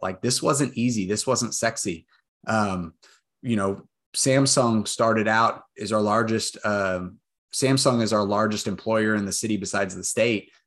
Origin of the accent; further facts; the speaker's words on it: Austin, Texas, United States; born and raised in Austin, went to U T